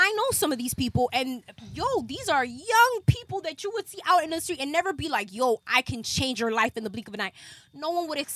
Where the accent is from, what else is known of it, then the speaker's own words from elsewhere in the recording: Los Angeles, California, United States; I'm from South Central